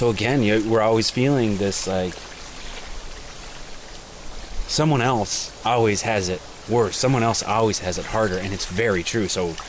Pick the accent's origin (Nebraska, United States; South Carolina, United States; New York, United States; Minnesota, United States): Minnesota, United States; Minneapolis; And then we're from Minneapolis, right?